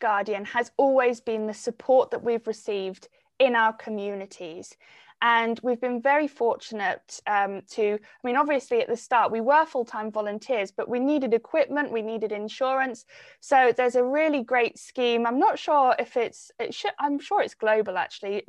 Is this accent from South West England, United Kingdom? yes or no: yes; Cornwall, South West England, United Kingdom; growing up in Cornwall and being so connected to the environment from such a young age